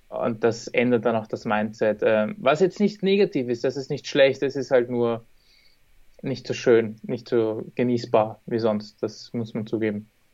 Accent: Vienna, Austria; Wien, also meine Heimatstadt, wo ich wohne

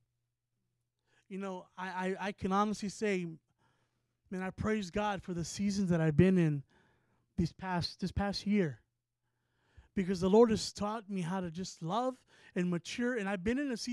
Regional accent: San Antonio, Texas, United States; we're from San Antonio, Texas

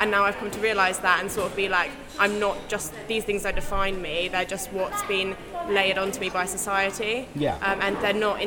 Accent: London, United Kingdom; I grew up in London

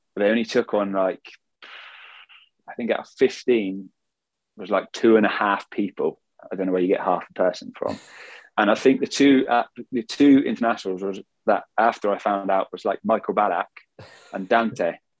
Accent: England, United Kingdom; I'm English, I can speak Swedish

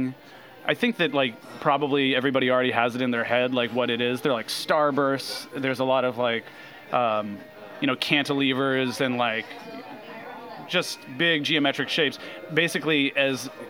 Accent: Los Angeles, California, United States; I grew up in Los Angeles, not far from here

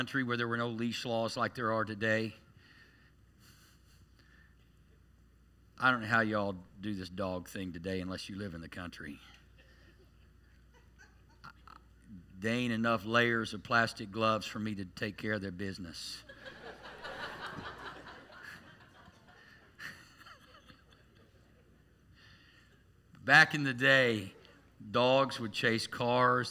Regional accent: Tulsa, Oklahoma, United States; growing up in Tulsa.

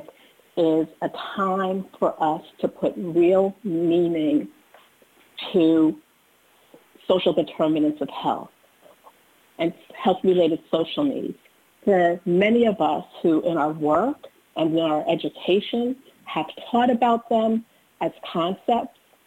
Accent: New Rochelle, New York, United States; I grew up in New Rochelle, New York

